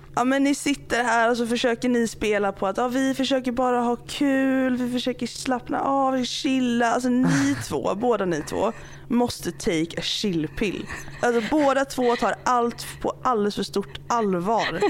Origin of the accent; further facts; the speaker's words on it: Alingsås, Västra Götaland, Sweden; båda vi är från liksom Göteborgstrakterna typ. Eller jag är ju från Alingsås